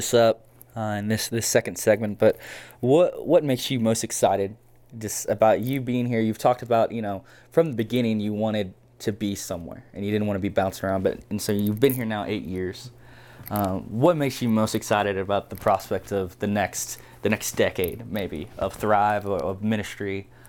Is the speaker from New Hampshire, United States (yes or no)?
no; Texas, United States; I am from Texas and didn't know about the Razorbacks until, like, I don't know, 2012.